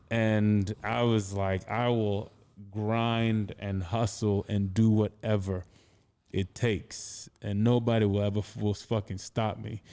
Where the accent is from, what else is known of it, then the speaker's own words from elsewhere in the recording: Anambra, Nigeria; moved away as an adult; also born or lived in United States / Connecticut; now in New York, United States; I grew up in Anambra State, which is in the Igbo-speaking region